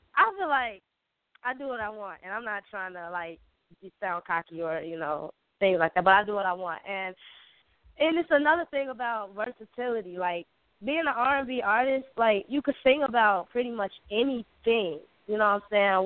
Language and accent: English; Chicago, Illinois, United States; I'm from Chicago, Chi Town